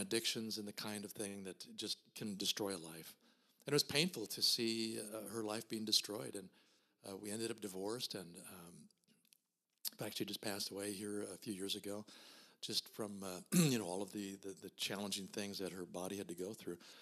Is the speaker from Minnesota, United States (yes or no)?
yes; Minnesota, United States; I was born and raised here in Minnesota in a small town